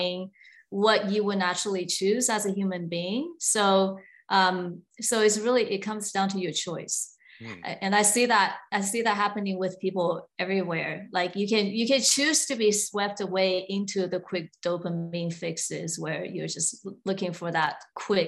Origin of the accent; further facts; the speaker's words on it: Taiwan; moved away; I was born in Taiwan, and it was a relatively conservative society, I would say, at the time.